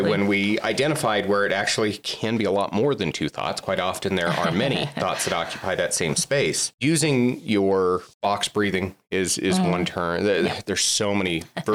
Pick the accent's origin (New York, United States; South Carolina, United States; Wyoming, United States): Wyoming, United States; Southwest; now in Utah, United States; I grew up in Southwest Wyoming.